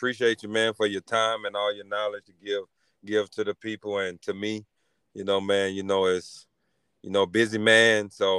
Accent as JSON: {"language": "English", "town": "Lake Arthur", "region": "Louisiana", "country": "United States", "said": "I'm from Lake Arthur, Louisiana."}